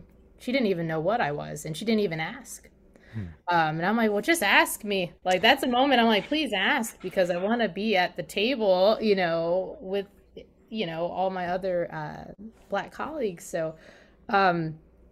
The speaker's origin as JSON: {"language": "English", "region": "Maryland", "country": "United States", "said": "I'm from Maryland"}